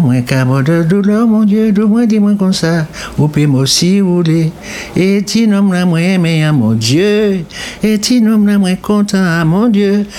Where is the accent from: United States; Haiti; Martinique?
Martinique; moved away; also born or lived in France; Je suis martiniquaise